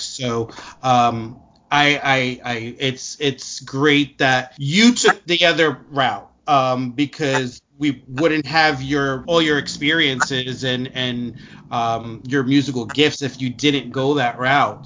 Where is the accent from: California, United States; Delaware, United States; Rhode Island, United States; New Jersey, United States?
New Jersey, United States; Newark; I grew up in in in Newark, so it was just the culture that I was surrounded